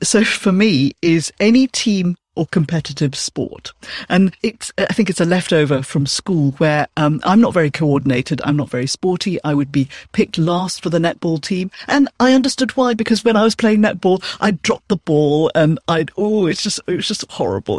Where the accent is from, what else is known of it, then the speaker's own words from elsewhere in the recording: Malaysia; now in United Kingdom; I'm originally from Malaysia. I'm Chinese. Now I'm British